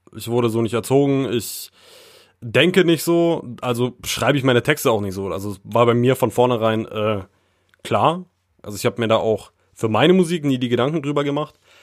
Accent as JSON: {"language": "German", "town": "Frankfurt", "region": "Brandenburg", "country": "Germany", "tie": "born or raised there", "also_born_or_lived": "Baden-Württemberg / Thuringia", "moved": "yes", "said": "meine Heimat repräsentieren sollte, dann würde ich auf jeden Fall mir Frankfurt oder schon auf die Fahne schreiben und auch Brandenburg"}